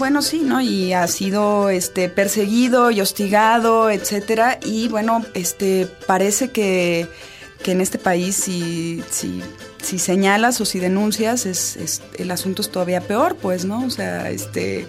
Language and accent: Spanish; Chihuahua, Mexico; yo soy de Chihuahua